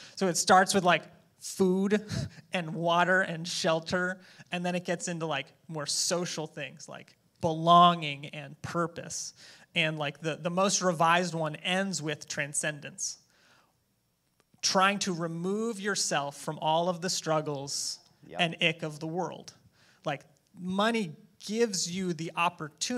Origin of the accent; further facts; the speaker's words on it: United States; I'm an American